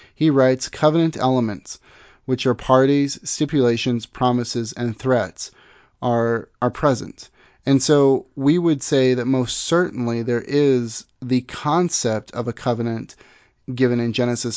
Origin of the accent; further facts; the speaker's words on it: Missouri, United States; moved away; I'm from Missouri originally.